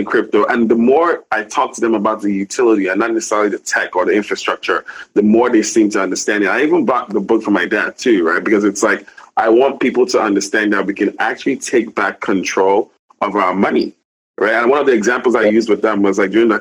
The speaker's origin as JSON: {"language": "English", "country": "Nigeria", "said": "Especially being Nigerian, right? We live in a very dysfunctional environment"}